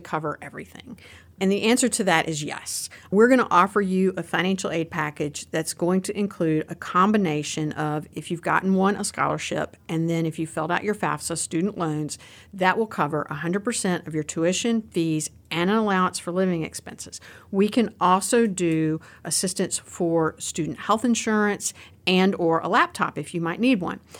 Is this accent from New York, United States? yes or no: no; Roanoke, Virginia, United States; accent: Southwestern Virginia; I am from Southwestern Virginia. For anybody who's hearing my accent on this, that's where the accent comes from. I'm from down near the Roanoke, Virginia area.